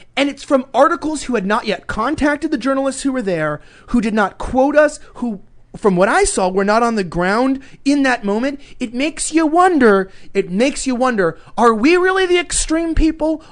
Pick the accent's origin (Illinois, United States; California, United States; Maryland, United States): California, United States; Los Angeles; accent: Valley Girl; growing up in Los Angeles